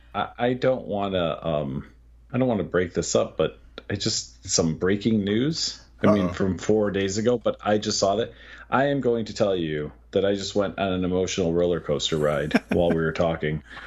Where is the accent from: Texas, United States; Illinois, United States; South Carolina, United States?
Illinois, United States; Chicago; I grew up in the Chicago Public Library system